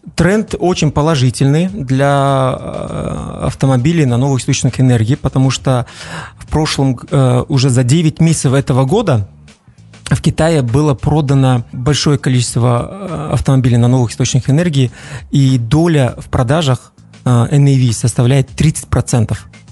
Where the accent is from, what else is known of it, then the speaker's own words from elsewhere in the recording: Shymkent, Turkistan Region, Kazakhstan; also born or lived in Almaty; я родом из Казахстана, из города Шымкент